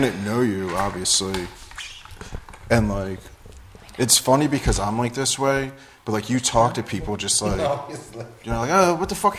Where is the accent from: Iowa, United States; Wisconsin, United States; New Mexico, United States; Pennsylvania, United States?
Pennsylvania, United States; Philadelphia; moved away as an adult; I'm an alcoholic from Philadelphia. Came out here like 17 months ago to get sober.